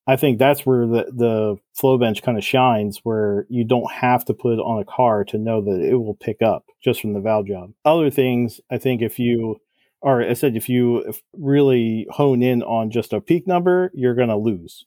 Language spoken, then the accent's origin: English; New Jersey, United States; I'm from Jersey